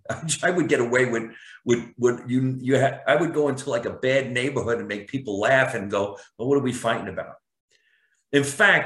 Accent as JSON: {"language": "English", "region": "New Jersey", "country": "United States", "said": "And you can't hear that I'm from New Jersey. I had no accent. I went to, acting school, and I did everything I could to get rid of my accent."}